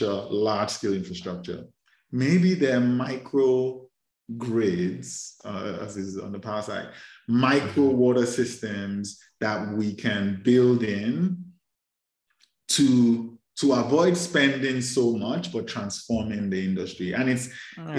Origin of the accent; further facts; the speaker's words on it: Lagos, Nigeria; I grew up in Lagos, Nigeria